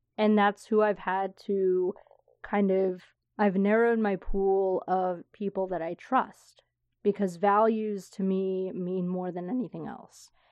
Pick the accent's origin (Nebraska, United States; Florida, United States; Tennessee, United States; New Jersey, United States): Florida, United States; moved away; old friends that I grew up with in Florida